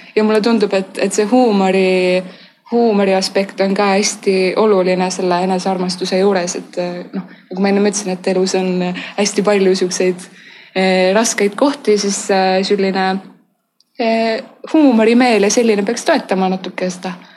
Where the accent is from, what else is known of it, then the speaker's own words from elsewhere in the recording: Tallinn, Harju County, Estonia; ma olen Tallinnast